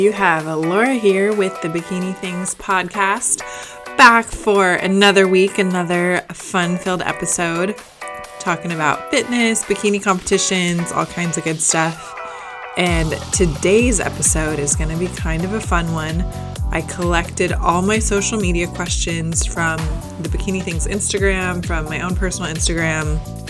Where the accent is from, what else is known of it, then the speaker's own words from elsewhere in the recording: Gainesville, Florida, United States; born there; also born or lived in Boston; so I was actually born in Gainesville, Florida. Whoop, whoop, go Gators. And from there, we lived in Boston for a little bit